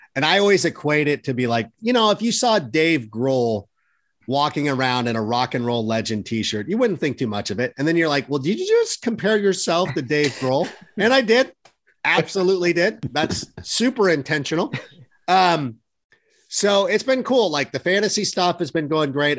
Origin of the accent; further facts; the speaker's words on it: Schaumburg, Illinois, United States; also born or lived in Hoffman Estates; me being from Schaumburg.